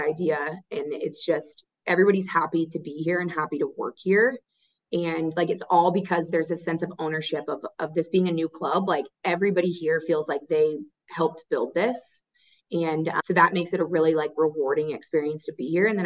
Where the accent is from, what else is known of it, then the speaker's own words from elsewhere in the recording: Orlando, Florida, United States; moved away as an adult; also born or lived in Aiken, South Carolina / Notre Dame, Indiana / Detroit, Michigan; now in Charlotte, United States; I grew up right outside of Orlando